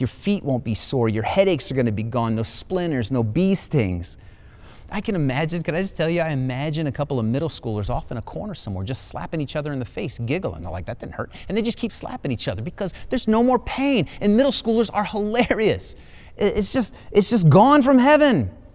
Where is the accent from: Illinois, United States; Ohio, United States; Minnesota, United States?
Ohio, United States; moved away; I'm an Ohio boy. I was born in Ohio, lived so many years in Ohio